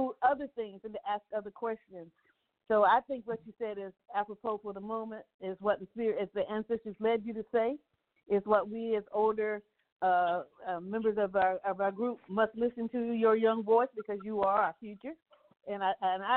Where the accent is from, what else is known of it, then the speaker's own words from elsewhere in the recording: Virginia, United States; now in Louisiana, United States; I'm from Virginia